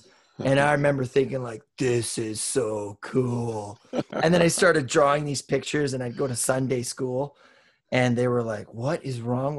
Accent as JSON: {"language": "English", "region": "Western Canada", "country": "Canada", "tie": "born or raised there", "said": "I grew up in Western Canada, which, you know, it's pretty, at the time it was pretty homogenic culture."}